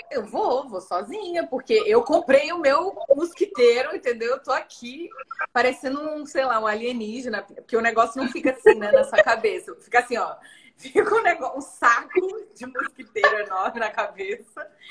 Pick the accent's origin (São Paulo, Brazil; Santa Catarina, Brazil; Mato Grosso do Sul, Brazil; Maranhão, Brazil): Maranhão, Brazil; São Luís; moved away; also born or lived in Rio de Janeiro; morei quase a minha vida toda numa cidade quente, perto da linha do Equador, né? Então, assim, São Luís, onde eu nasci, é bem quente